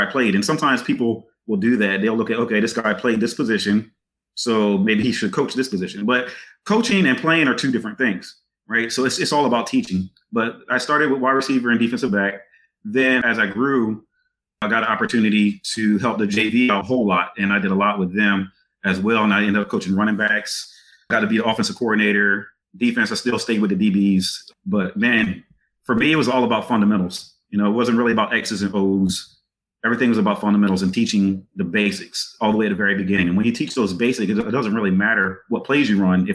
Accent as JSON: {"language": "English", "area": "Eastern Shore", "region": "Maryland", "country": "United States", "tie": "born or raised there", "moved": "yes", "said": "growing up on the Eastern Shore in that time period that I was"}